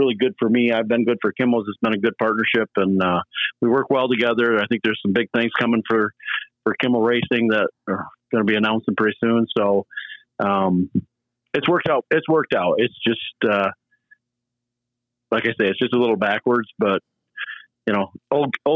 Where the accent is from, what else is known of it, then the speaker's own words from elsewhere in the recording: Greenville, Michigan, United States; also born or lived in Rockford, Michigan; I grew up in Greenville, Michigan, little town